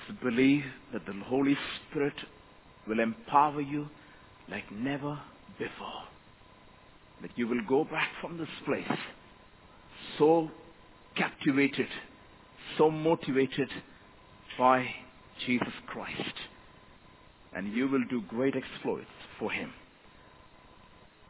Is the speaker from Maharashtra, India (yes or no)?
no; Kerala, India; first language Malayalam; English is a second language; moved away as an adult; now in Mumbai, India; I come from a very small village down south state of Kerala in India.